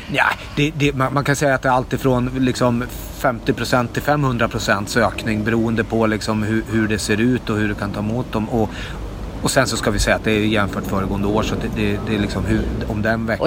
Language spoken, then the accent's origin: Swedish; Norrland, Sweden; now in Stockholm, Sweden; som norrlänning från början men och inflyttad stockholmare